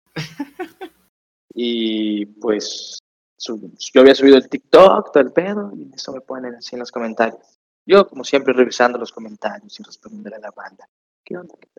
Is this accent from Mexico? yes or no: yes; Tapachula, Chiapas, Mexico; Yo soy de Chiapas, Tapachula, Chiapas